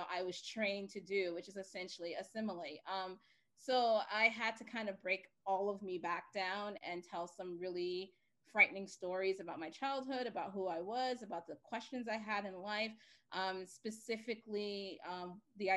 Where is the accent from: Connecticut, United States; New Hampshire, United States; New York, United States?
New York, United States; New York City; I grew up in Bed-Stuy, Brooklyn